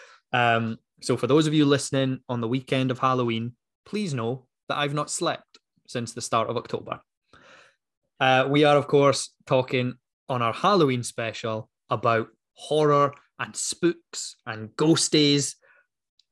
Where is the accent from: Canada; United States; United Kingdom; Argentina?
United Kingdom; Dundee, Scotland; why go outside of my hometown? I've never done it before, so I'm not going to do it now. I'm staying in Dundee.